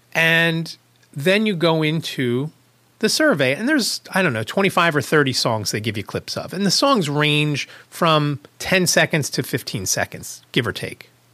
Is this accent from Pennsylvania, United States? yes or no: yes; Pennsylvania, United States; I'm from Pennsylvania